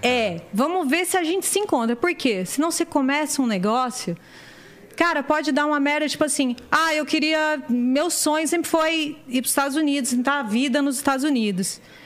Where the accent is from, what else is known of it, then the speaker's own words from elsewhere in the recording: Diadema, São Paulo, Brazil; eu tô lá em Diadema vendo qual que é, porque eu não saí de onde eu nasci. Eu continuo morando no mesmo lugar